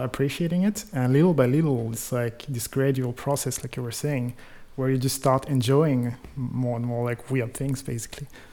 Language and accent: English; Clermont-Ferrand, Auvergne-Rhône-Alpes, France; moved away; In France, uh, in a kind of small town in the in the middle of the country. It's called Clermont-Ferrand